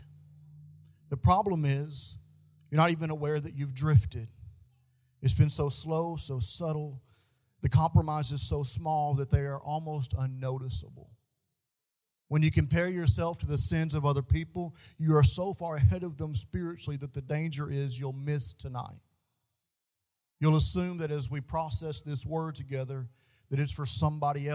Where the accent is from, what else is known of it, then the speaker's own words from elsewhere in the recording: Bootheel of Missouri, United States; where I grew up at in the Boot Hill of Missouri, there's more stray dogs than people.